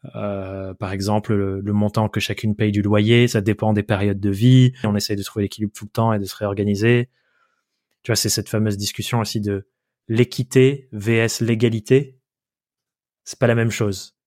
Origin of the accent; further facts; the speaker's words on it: Dordogne, Nouvelle-Aquitaine, France; moved away as an adult; also born or lived in Paris; now in Corrèze, France; on habite en Corrèze et j'ai grandi en Dordogne.